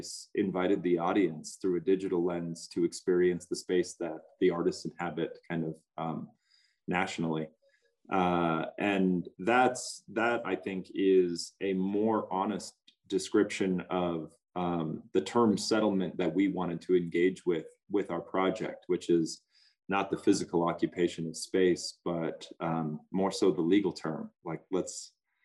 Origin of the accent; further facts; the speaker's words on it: North Dakota, United States; now in Montana, United States; I'm from North Dakota on the Missouri River. And I'm currently in Montana